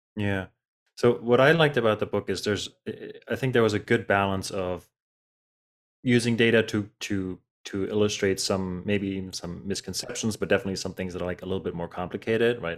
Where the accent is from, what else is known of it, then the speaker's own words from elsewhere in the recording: Germany; moved away; I grew up in Germany